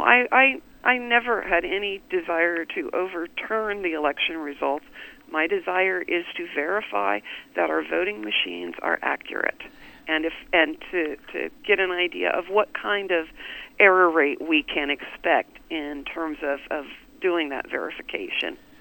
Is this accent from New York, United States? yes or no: no; Wichita, Kansas, United States; born or raised there